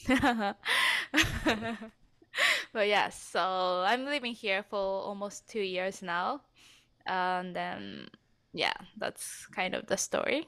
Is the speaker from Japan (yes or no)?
yes; Japan; English is a second language; moved away as an adult; now in Canada; I am originally from Japan. As Justin said, I'm living in Canada.